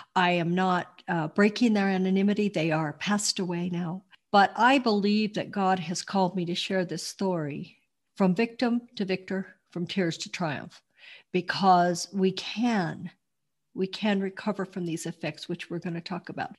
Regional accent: Denver, Colorado, United States; moved away as an adult; now in Montrose, United States; I was born in Denver, Colorado, and I lived in the Mile High City for most of my life

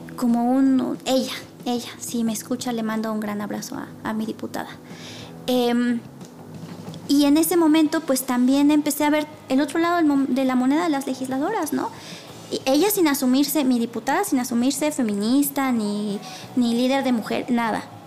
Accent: Puebla, Mexico; soy, soy de Puebla

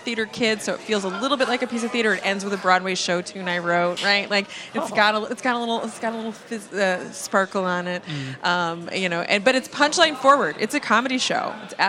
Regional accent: Panama; born there; also born or lived in Florida / Germany; I was born in Panama. I lived in Florida. Mm-hmm. I moved to Germany, and I was raised by pretty terrible people.

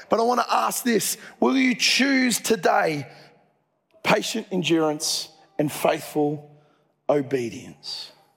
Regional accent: Dubbo, New South Wales, Australia; moved away; I grew up in Dubbo

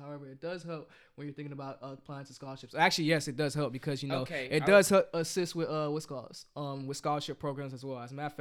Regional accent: Broward County, Florida, United States; also born or lived in Virginia; I'm from Broward County

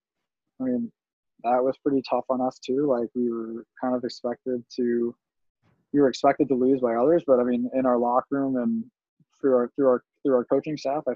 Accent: Chicago, Illinois, United States

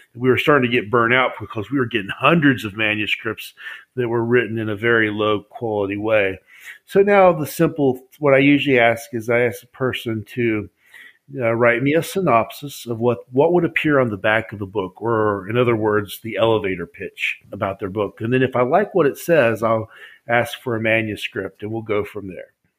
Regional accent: West Virginia, United States; I'm from West Virginia

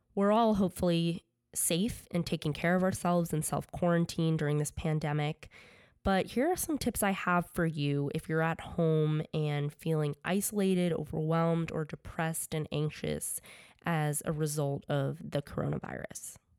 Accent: Connecticut, United States; also born or lived in New York; I grew up playing sports in Connecticut

